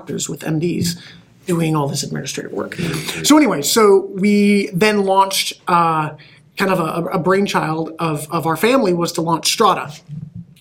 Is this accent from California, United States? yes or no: no; Omaha, Nebraska, United States; moved away; also born or lived in Michigan; I am originally from Omaha